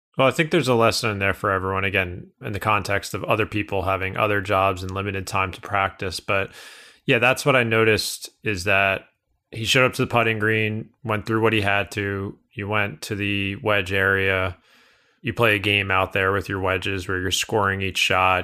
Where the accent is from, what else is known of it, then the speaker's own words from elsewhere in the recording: Northeast, United States; I'm from the Northeast.